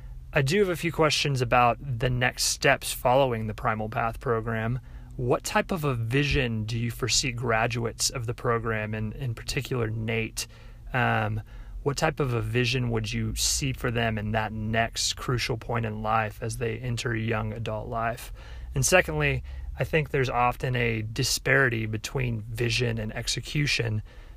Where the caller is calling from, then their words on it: Tulsa, Oklahoma, United States; Hey, John … I'm from Tulsa, Oklahoma, longtime listener of your sermons